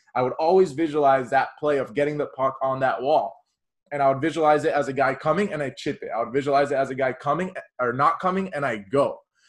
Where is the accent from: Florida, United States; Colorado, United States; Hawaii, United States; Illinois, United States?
Florida, United States; Miami; growing up in Miami, Florida